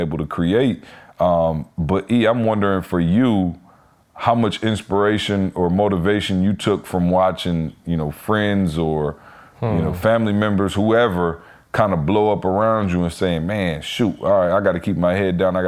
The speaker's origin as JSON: {"language": "English", "town": "Lansing", "region": "Michigan", "country": "United States", "said": "I'm from Lansing"}